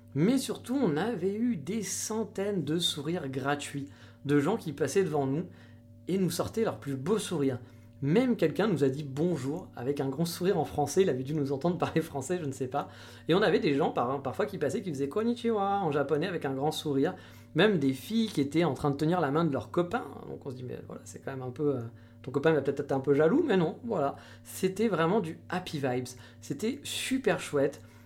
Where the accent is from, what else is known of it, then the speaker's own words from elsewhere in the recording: France; now in Japan; j'étais de France